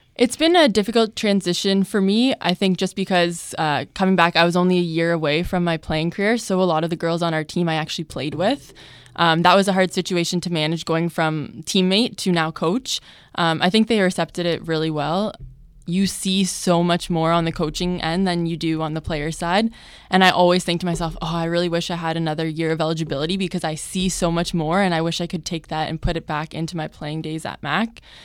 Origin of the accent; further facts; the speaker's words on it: Hamilton, Ontario, Canada; my family and my friends and my hometown